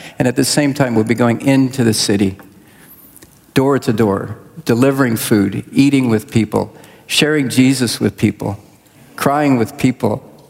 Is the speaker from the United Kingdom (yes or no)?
no; southwestern Congo, DR Congo; I was born and raised in Central Africa, Congo. DR Congo is my country. Over half my life was spent there.